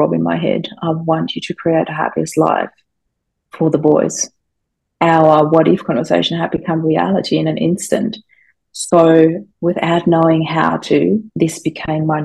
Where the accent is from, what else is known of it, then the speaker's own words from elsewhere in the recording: Austria; English is a second language; moved away; I grew up in Austria. English is not my first language, but I'm quite fluent, as you can tell.